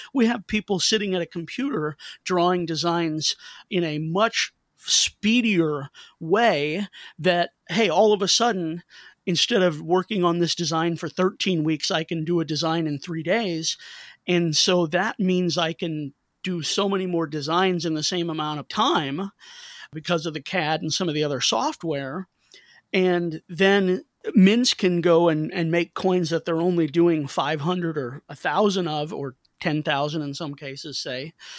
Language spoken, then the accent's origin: English; St. Louis, Missouri, United States; I'm from Saint Louis, and in Saint Louis, baseball is darn near a state religion, and my family, we grew up rooting for the Cardinals